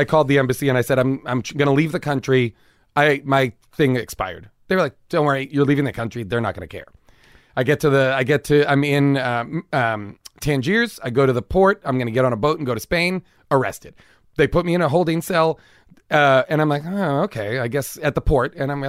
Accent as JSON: {"language": "English", "country": "United States", "said": "I'd be like waving my passport, being like, I'm American."}